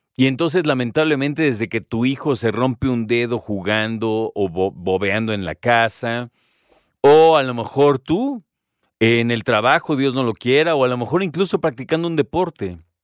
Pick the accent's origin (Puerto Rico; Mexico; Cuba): Mexico; como mexicanos